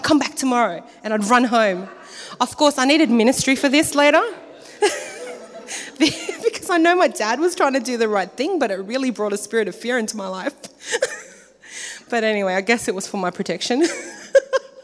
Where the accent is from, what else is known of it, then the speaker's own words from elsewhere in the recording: New South Wales, Australia; also born or lived in Philippines / Iran; I was born in the Philippines. I came to Australia when I was 6